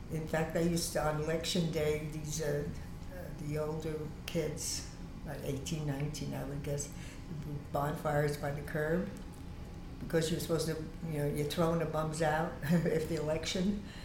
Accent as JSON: {"language": "English", "town": "New York City", "region": "New York", "country": "United States", "tie": "born or raised there", "said": "I was born on Huron Street, and then I, we, we moved to, with my family to Freeman Street"}